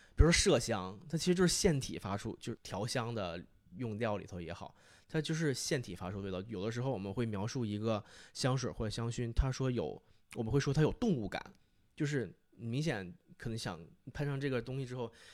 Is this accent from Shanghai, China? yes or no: no; Fushun, Liaoning, China; now in Beijing, China; 我的家乡是在美丽的辽宁省抚顺市